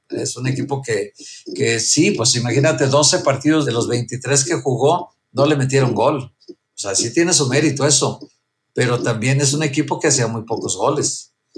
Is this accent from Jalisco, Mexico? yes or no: yes; Guadalajara, Jalisco, Mexico; moved away as an adult; also born or lived in León; now in Mexico City, Mexico; ni en León, ni en Guadalajara, mi tierra